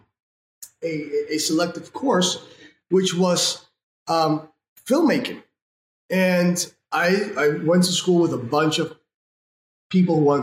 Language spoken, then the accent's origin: English; Venezuela; I'm from Venezuela